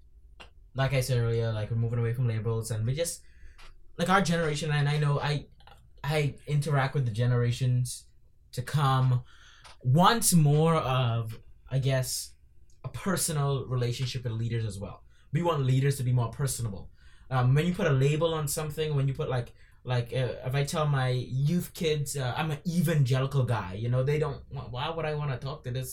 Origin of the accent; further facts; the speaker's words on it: Bahamas; I'm from the Bahamas.